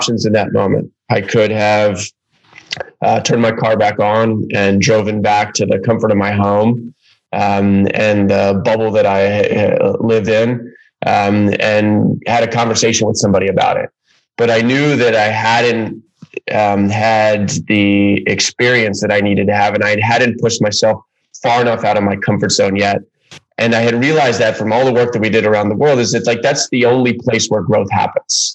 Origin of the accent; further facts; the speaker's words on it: Baltimore, Maryland, United States; moved away as an adult; I ended up back in Baltimore, which is my hometown